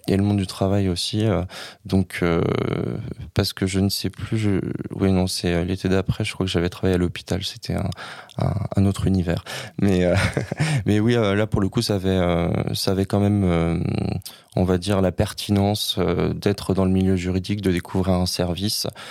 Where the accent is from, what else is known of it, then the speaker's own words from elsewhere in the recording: Saint-Nazaire, Pays de la Loire, France; moved away as an adult; now in Paris, France; Je suis originaire, comme beaucoup de gens, pas du tout de Paris, de Saint-Nazaire en Loire-Atlantique, près de Nantes